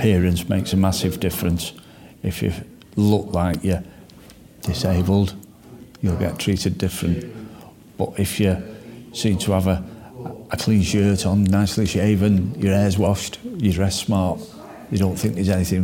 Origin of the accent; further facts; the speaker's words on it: Stockport, North West England, United Kingdom; based in my hometown of Stockport